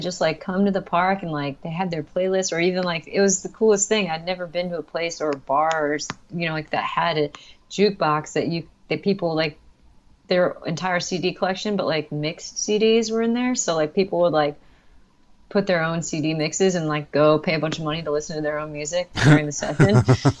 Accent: New York, United States; I came from New York and it's like really urban, and even suburbia out there is just there's more people

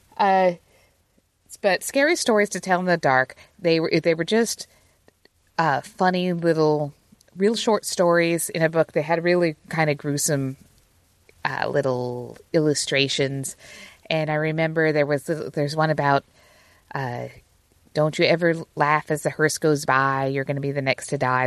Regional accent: Utah, United States; moved away; me growing up in Utah

